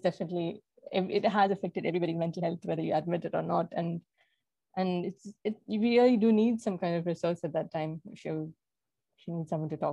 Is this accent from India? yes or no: yes; Kerala, India; moved away as an adult; my hometown in Kerala. I've always lived in different parts of the country